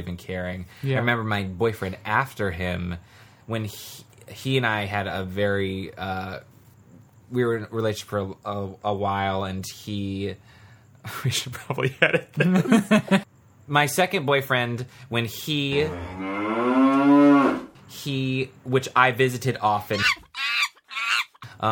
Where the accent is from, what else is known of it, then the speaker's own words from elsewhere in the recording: North Carolina, United States; moved away; I'm from North Carolina